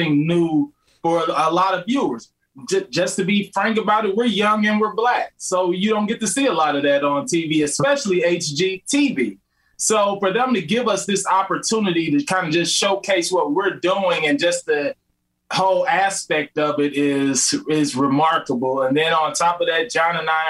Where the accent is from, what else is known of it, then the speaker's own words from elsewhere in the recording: Midwest, United States; we're just from the Midwest